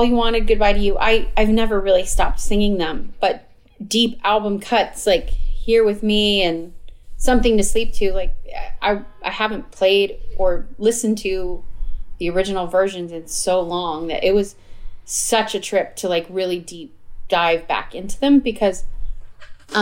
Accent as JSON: {"language": "English", "region": "Arizona", "country": "United States", "tie": "born or raised there", "said": "I grew up in Arizona"}